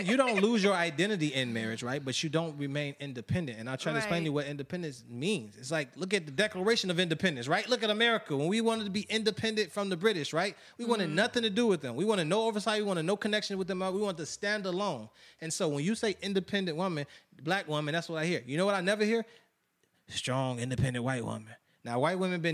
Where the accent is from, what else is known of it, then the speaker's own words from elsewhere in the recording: Chicago, Illinois, United States; I'm from Chicago